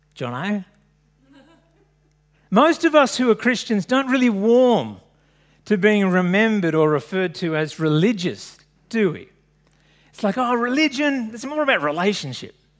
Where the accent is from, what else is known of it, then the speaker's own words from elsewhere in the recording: Sydney, New South Wales, Australia; I grew up in French's Forest